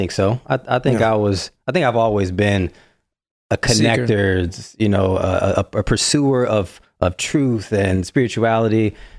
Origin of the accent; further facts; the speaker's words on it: Detroit, Michigan, United States; So born and raised in Detroit. And I grew up there. So I grew up in a very, very close-knit, tight-knit, awesome family.